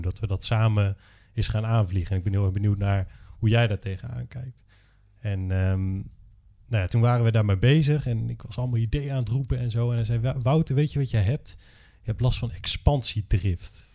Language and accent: Dutch; Drenthe, Netherlands; also born or lived in Groningen; ik ben opgegroeid in Drenthe